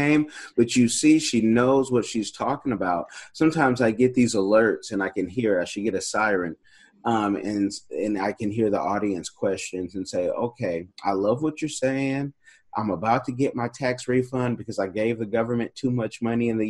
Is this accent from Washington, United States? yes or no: no; California, United States; I'm being from California